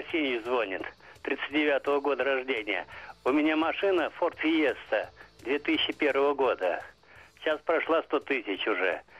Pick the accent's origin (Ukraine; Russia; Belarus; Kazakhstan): Russia; Moscow; сам я пожилой и москвич.